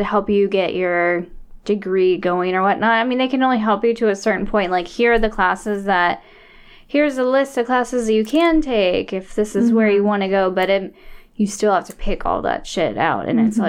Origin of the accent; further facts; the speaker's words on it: United States; And I'm, you know, I'm American.